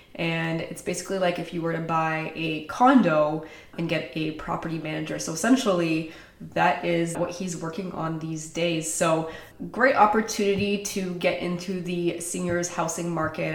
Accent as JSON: {"language": "English", "town": "Toronto", "region": "Ontario", "country": "Canada", "tie": "born or raised there", "moved": "as an adult", "lives_now": "Oakville, Canada", "said": "Grew up in Toronto"}